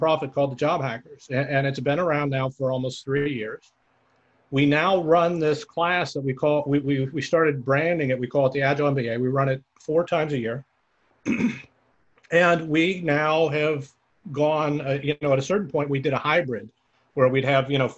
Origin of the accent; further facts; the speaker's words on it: the Bay Area, California, United States; I'm from the Bay. I live in the Bay Area